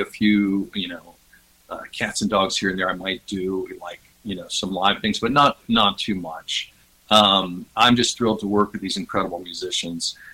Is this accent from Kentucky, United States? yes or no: yes; Bardstown, Kentucky, United States; I grew up in Bardstown, Kentucky